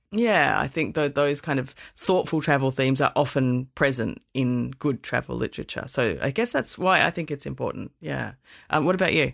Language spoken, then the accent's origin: English; Perth, Western Australia, Australia; I grew up here in Perth